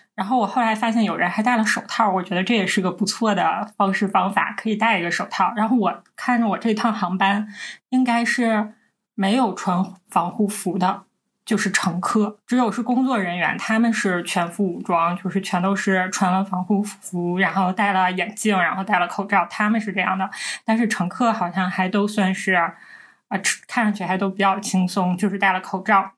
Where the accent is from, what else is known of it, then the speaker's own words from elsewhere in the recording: Northeast China, China; 我们是三个来自东北的Ladies